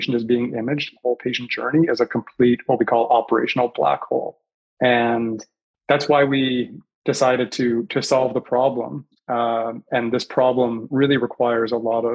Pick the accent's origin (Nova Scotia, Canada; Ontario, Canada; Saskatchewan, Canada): Nova Scotia, Canada; moved away as an adult; also born or lived in Toronto, Canada / Detroit, United States / Chicago, United States / Boston, United States; now in San Diego, United States; I grew up in Nova Scotia, actually, in Eastern Canada. You can probably still hear it in my accent a little bit